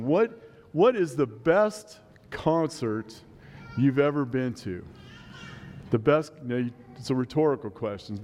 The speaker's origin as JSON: {"language": "English", "town": "Omaha", "region": "Nebraska", "country": "United States", "tie": "born or raised there", "moved": "yes", "lives_now": "La Junta, United States", "said": "I grew up in Omaha"}